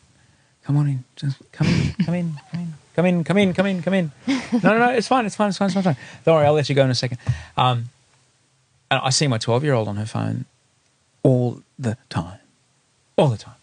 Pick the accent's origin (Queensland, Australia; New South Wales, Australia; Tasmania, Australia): Queensland, Australia; Brisbane; I grew up here in Brisbane